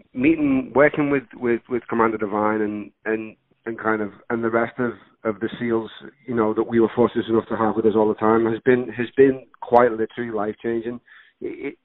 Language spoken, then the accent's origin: English; Liverpool, North West England, United Kingdom; accent: Scouse; now in California, United States; growing up in Liverpool, England, you know, if you've got this accent, you're going to play criminal or criminal's mate